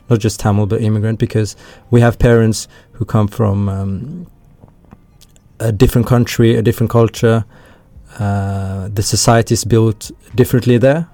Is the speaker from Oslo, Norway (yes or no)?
yes; Oslo, Norway; moved away as an adult; now in Trondheim, Norway; I just came here to visit my parents because I'm I'm from Oslo